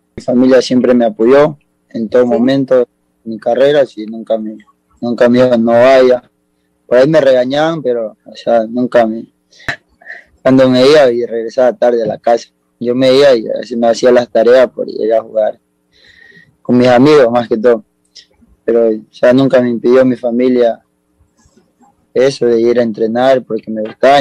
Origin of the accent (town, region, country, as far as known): Esmeraldas, Ecuador; born or raised there; also born or lived in Guayaquil, Ecuador; now in Córdoba, Argentina